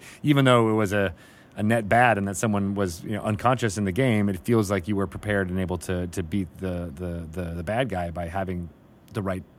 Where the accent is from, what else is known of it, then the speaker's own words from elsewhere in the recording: Canada; But as a Canadian, you'd be like, oh, no, I would never say.